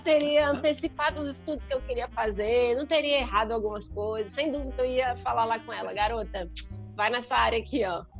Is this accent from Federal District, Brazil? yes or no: yes; Brasília, Federal District, Brazil; Eu, como boa brasiliense, fui criada para fazer concurso público